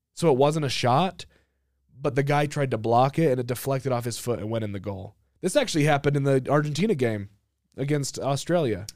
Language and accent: English; United States; I'm American